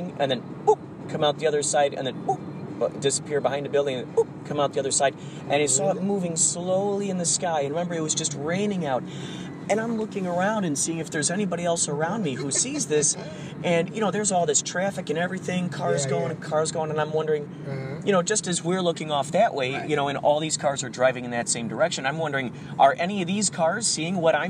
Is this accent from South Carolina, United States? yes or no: no; Chicago, Illinois, United States; moved away; when I was in Chicago, because I'm from Chicago